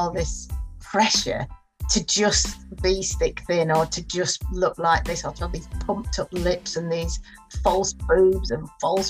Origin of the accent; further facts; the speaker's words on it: Wakefield, Yorkshire and the Humber, United Kingdom; accent: Barnsley; also born or lived in Rotherham; Well, I was born in Rotherham. But then moved to between Barnsley and Wakefield when I was about six, and went to school in Wakefield. And, you know, I've got a strong, more of a strong Barnsley accent, I think.